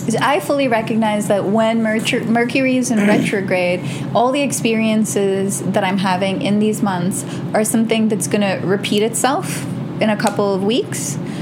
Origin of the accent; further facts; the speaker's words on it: New York, United States; I'm from New York. We're gentrified every like three months